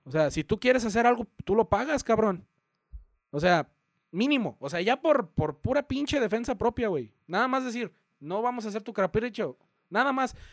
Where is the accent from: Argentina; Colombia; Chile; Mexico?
Mexico; also born or lived in United States; me identifico más con, el con ser mexicano, perdón, porque vivo aquí, primero que nada. He crecido aquí y mis raíces están echadas aquí.